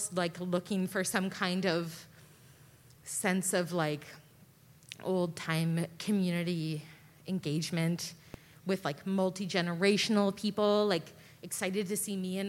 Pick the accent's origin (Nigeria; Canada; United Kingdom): Canada; Ottawa, Ontario; moved away; I grew up in Ottawa